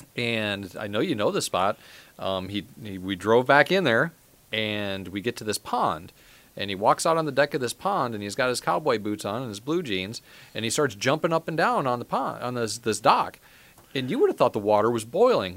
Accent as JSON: {"language": "English", "region": "Midwest", "country": "United States", "said": "I was from the Midwest"}